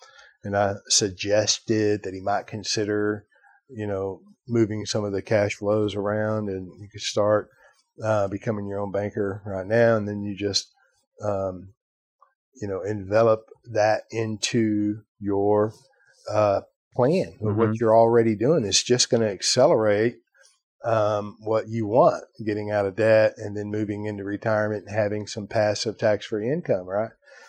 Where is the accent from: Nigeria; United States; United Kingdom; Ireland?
Ireland; You know, I'm Irish, right?